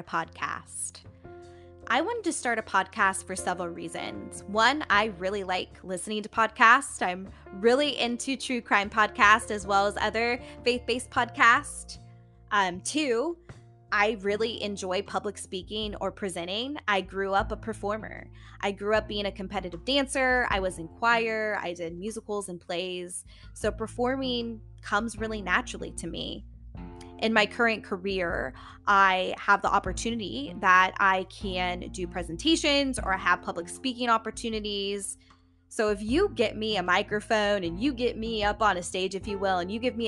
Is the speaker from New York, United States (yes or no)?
no; Indiana, United States; now in Columbus, United States; I'm originally from Indiana. I now currently reside in the Columbus, Ohio area.